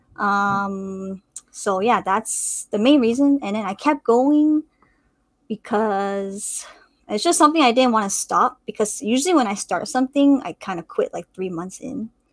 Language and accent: English; Canada; I'm a CS major at UBC, um, also in Vancouver, so I'm Canadian